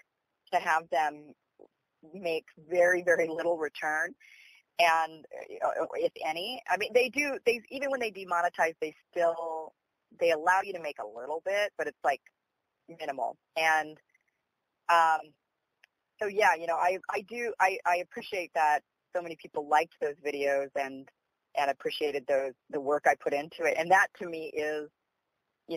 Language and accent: English; Idaho, United States; now in Los Angeles, United States; I was born and raised up here in Idaho